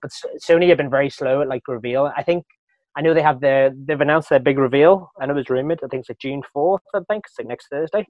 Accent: Wales, United Kingdom; moved away; growing up in Wales

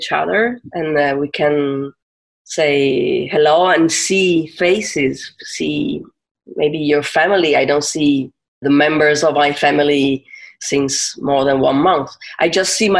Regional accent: Turin, Piedmont, Italy; I'm from Torino. I live in Torino, which is North Italy

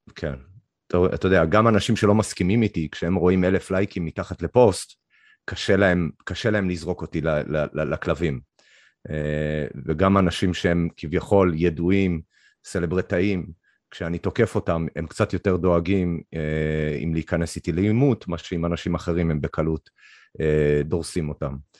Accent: Canada; moved away as an adult; now in Israel; גדלתי שם עד גיל אפשר להגיד מגיל שמונה פחות או יותר, עם און אנד אוף עד גיל 21

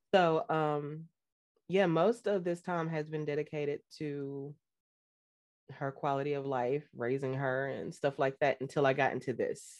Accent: North Carolina, United States; also born or lived in Fort Hood, Texas / New Jersey; I was raised here in North Carolina and partially in New Jersey because my parents shared custody of me

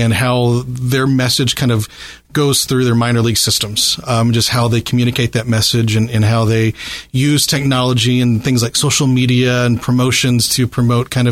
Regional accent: Southern Indiana, United States; I'm a product of Southern Indiana, just, have a half an hour north of the river there

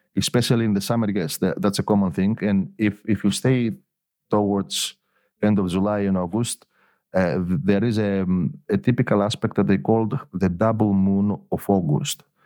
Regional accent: Elafonisos, Peloponnese, Greece; also born or lived in Athens; I was born I was born in Athens, but my parents were living both of them in, in Elafonisos

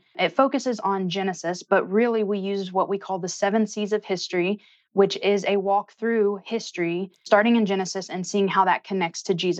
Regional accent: Memphis, Tennessee, United States; moved away as an adult; now in Northern Kentucky, United States; I grew up in Memphis, Tennessee

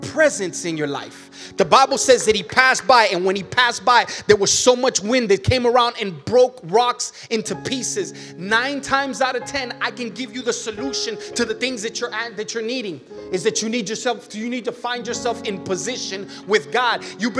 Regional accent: Miami, Florida, United States; moved away as an adult; I'm from Miami

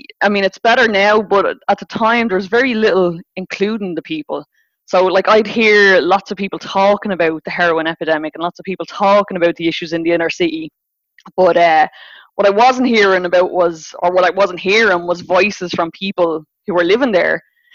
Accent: Dublin, Leinster, Ireland; I grew up in Rialto. And it was like massively, massively disadvantaged at the time. I mean, it was the epicenter of the heroin epidemic.

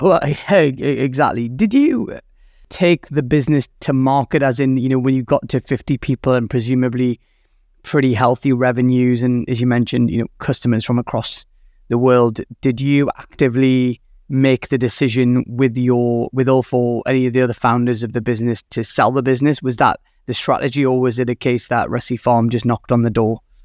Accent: United Kingdom; I am British

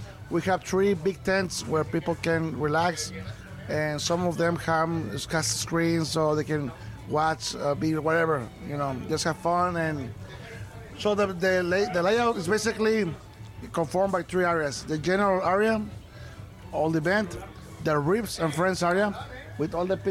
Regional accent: Monterrey, Nuevo León, Mexico; here in my hometown, welcoming them here in Mexico

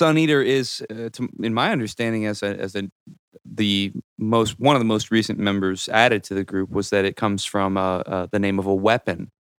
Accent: Lincoln County, North Central Kansas, United States; now in Kansas City, United States; Out in North Central Kansas in Lincoln County.

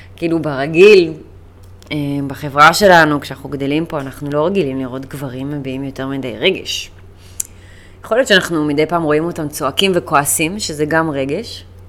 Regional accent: United Kingdom; now in Israel; אני בריטית. אבא שלי בריטי יותר נכון, ואני נולדתי שם, גדלתי שם. אני חצי בריטית, אבל במקורות שלי והילדות שלי הייתה שם

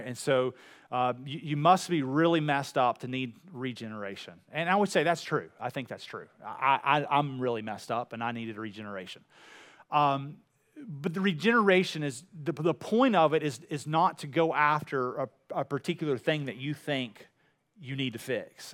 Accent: Wills Point, Texas, United States; I'm from Will's Point

